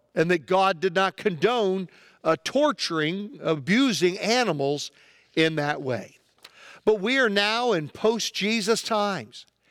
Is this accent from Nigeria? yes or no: no; United States; as an American